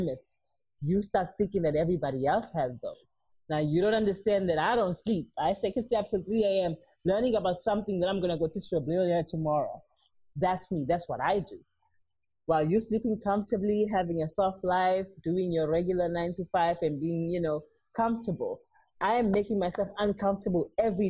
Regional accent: Durban, KwaZulu-Natal, South Africa; moved away; I come from Durban.

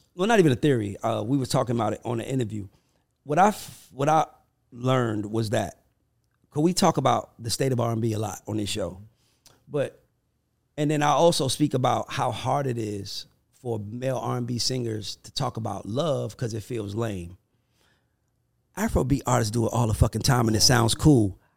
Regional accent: United States; I'm an American

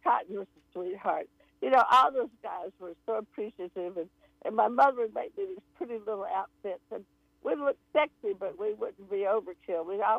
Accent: Dalton, Georgia, United States; moved away; I don't forget where I come from. I'm from Dalton, Georgia.

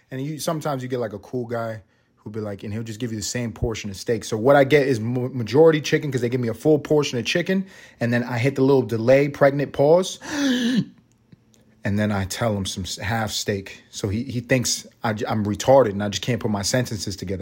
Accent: New York City, New York, United States; I'm from the hood. I'm from Harlem.

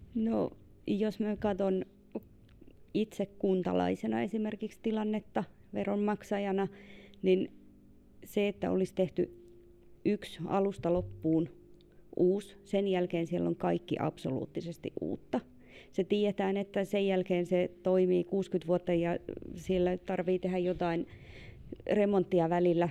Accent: Ilomantsi, North Karelia, Finland; moved away; Siis itse onko tosi Ilomantsista ja meillä lähin uimahalli on omassa lapsuudessa ollut Joensuussa

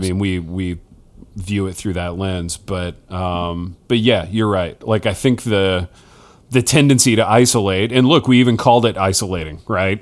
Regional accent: Hartford City, Indiana, United States; moved away; in my hometown, Hartford City, Indiana

